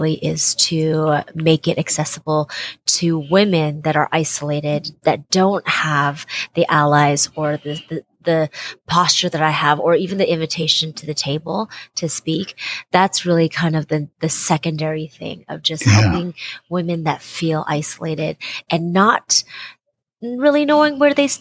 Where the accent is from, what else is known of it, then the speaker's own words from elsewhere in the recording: Seattle, Washington, United States; I was born and raised in Seattle, Washington